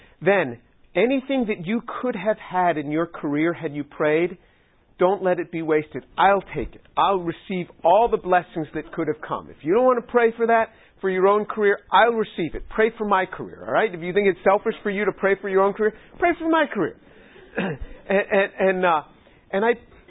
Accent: New York City, New York, United States; I was born into a Jewish family, didn't come to the Lord at the age of 18, and I was born in New York City.

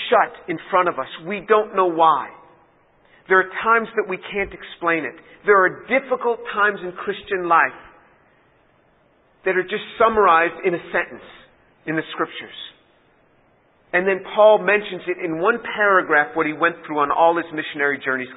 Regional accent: New York, United States; I'm from New York

